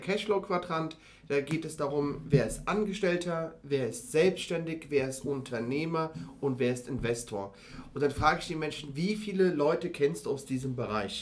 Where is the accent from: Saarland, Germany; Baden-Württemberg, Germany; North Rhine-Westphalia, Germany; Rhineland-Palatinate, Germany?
Rhineland-Palatinate, Germany; Mainz; now in Frankfurt, Germany; Ich bin aufgewachsen in einem Viertel von Mainz